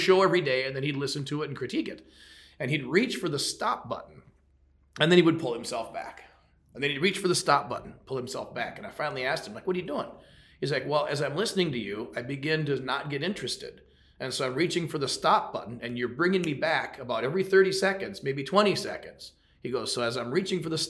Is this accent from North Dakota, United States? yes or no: yes; Fargo, North Dakota, United States; moved away as an adult; also born or lived in Detroit Lakes, Minnesota / Minneapolis, Minnesota / Phoenix; I'm a Fargo, North Dakota, North Fargo. Born and raised